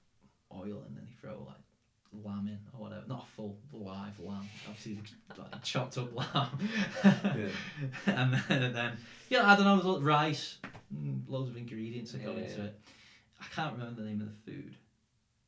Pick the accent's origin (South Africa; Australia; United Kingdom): United Kingdom; near Manchester, North West England; accent: English; moved away as an adult; now in Czech Republic; I'm from Scam." I always say, "Oh, like near Manchester